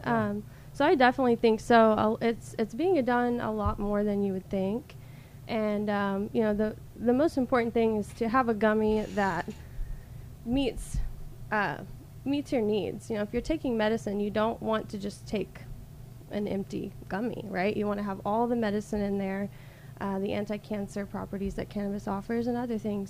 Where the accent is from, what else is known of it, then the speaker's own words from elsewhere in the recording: Alabama, United States; moved away as an adult; now in Tulsa, United States; I actually grew up in Alabama.